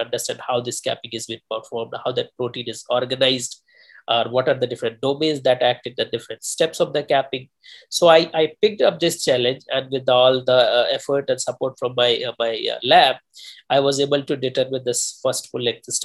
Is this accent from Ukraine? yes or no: no; India; moved away as an adult; also born or lived in New Delhi; now in United States; I'm natively from India